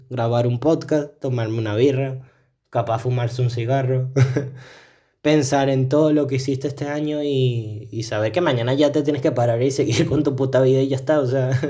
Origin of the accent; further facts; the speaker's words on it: Venezuela; also born or lived in Madeira, Portugal; now in Portugal; yo, como buen niño venezolano